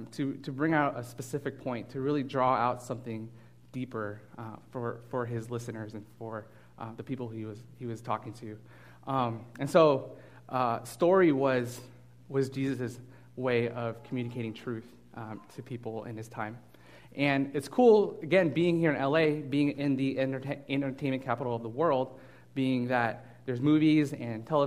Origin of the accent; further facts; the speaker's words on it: Burbank, California, United States; I'm actually from Burbank. I grew up here